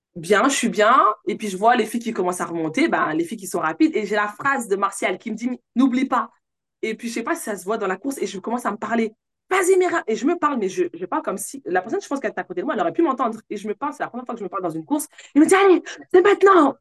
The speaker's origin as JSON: {"language": "French", "town": "Villiers-le-Bel", "region": "Île-de-France", "country": "France", "tie": "born or raised there", "also_born_or_lived": "Sarcelles", "said": "J'ai grandi dans 95 à ville le bel C'est là où j'ai fait, ben, on va dire, mon collège, mon lycée"}